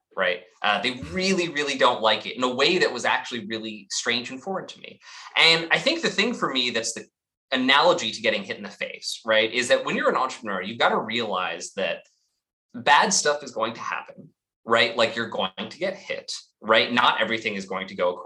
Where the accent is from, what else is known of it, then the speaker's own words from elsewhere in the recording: Los Angeles, California, United States; also born or lived in Humboldt County, California; I grew up in Los Angeles, but I actually split my time between Southern LA and the far northern reaches of California